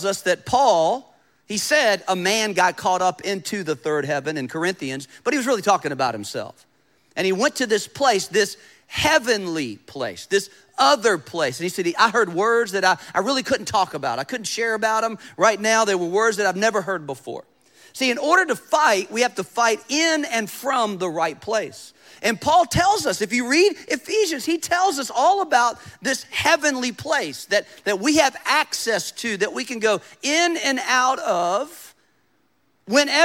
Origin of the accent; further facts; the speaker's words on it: United States; As an American